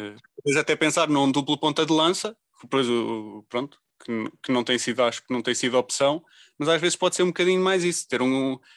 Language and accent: Portuguese; Leiria, Centro, Portugal; eu sou de Leiria